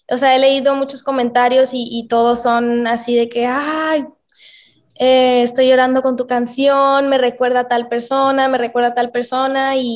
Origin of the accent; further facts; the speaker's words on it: Mexico; also born or lived in United States; Yo crecí la mayor, o sea, la mayor parte de mi infancia fue en Estados Unidos. Pero obviamente para mí es, es, muy importante representar a mi país, ¿no? Entonces trato de, obviamente, de apoyarme a, a mi país que es México